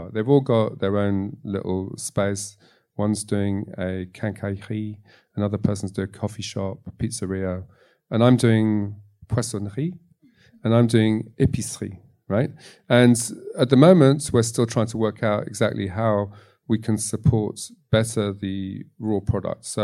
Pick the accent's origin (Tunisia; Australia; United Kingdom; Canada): Tunisia; born there; I was born in Tunisia is because my family um, was split up during the war with my grandfather in Latvia